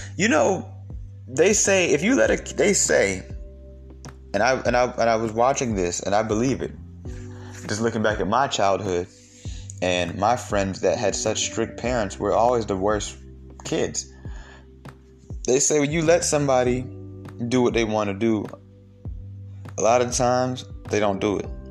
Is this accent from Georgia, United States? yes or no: yes; Georgia, United States; I'm from Georgia, you know what I'm saying? Like that's we have mostly Mexicans here